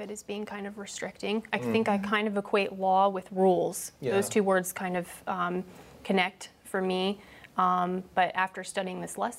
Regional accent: Maryland, United States; I'm from Maryland.

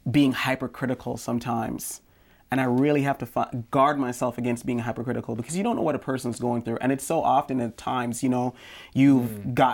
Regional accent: Jamaica; I remember when I was growing up in Jamaica, there was a song on the radio

